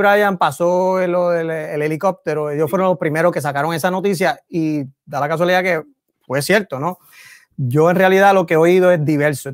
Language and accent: Spanish; San Juan, Puerto Rico; also born or lived in Massachusetts; yo soy de Villa Prade